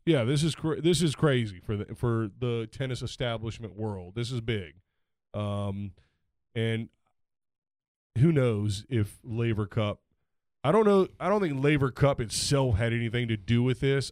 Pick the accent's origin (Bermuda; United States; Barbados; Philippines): United States; I'm American